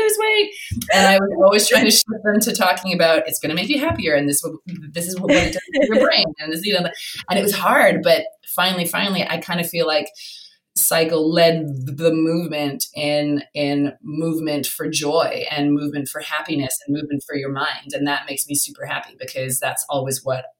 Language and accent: English; Canada; moved away as an adult; now in London, United Kingdom; I'm from Canada, and Canada, look, it's small, but it's very friendly.